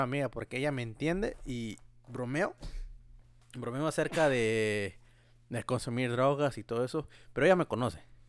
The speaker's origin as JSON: {"language": "Spanish", "country": "Mexico", "tie": "born or raised there", "moved": "yes", "said": "estaba yo en mi pueblo, allá en México"}